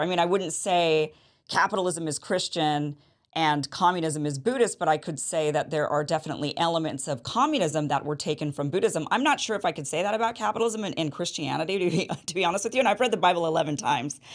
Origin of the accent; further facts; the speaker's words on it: Idaho, United States; when I was a kid growing up in Idaho